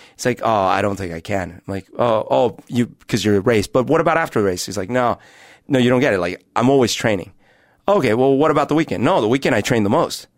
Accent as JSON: {"language": "English", "region": "Bogotá", "country": "Colombia", "tie": "born or raised there", "moved": "yes", "lives_now": "Seattle, United States", "said": "I grew up at altitude in Bogota"}